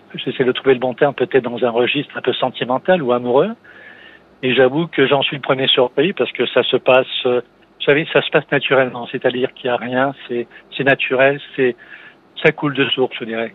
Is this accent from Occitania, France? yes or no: no; Metz, Grand Est, France; also born or lived in Montpellier; je suis de l'Est, du côté de la région Messine